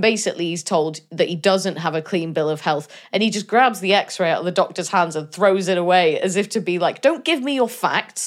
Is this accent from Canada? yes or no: no; Denbigh, Wales, United Kingdom; I'm from I'm from Denby, just down the road from Colwyn Bay